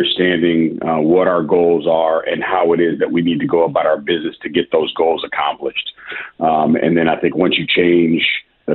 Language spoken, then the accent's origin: English; Midwest, United States; now in Memphis, United States; I'm from the Midwest originally